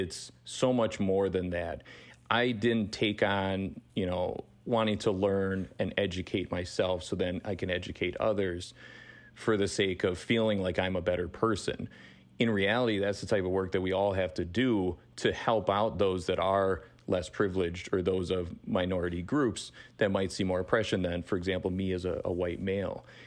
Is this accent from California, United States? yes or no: no; Fond du Lac, Wisconsin, United States; moved away as an adult; also born or lived in Milwaukee, Wisconsin; born and raised in Fond du Lac, Wisconsin, and then moved to Milwaukee for, for college